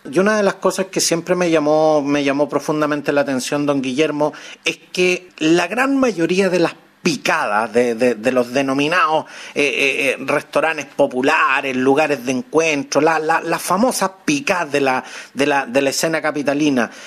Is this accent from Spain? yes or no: no; Chile; como chilenos que somos